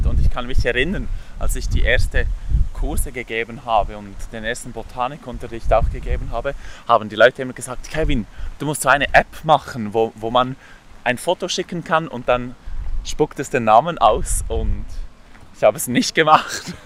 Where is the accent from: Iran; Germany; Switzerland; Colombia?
Switzerland; Emme valley, below Burgdorf, Bern; Und ich bin auch an der Emme aufgewachsen, etwas weiter unten als Burgdorf